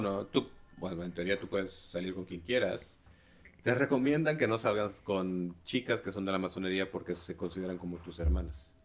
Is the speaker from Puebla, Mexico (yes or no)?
no; Xalapa, Veracruz, Mexico; yo crecí en, en Jalapa